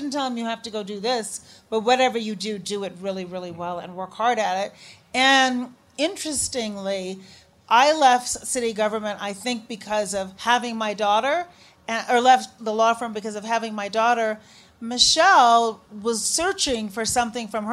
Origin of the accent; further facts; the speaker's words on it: Chicago, Illinois, United States; also born or lived in Shiraz, Iran; Chicago. He said, did you grow up here? Yep, sure did.